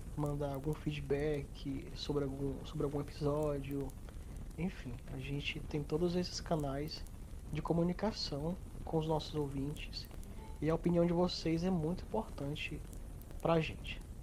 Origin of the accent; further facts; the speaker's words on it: Northeast Region, Brazil; eu sou nordestino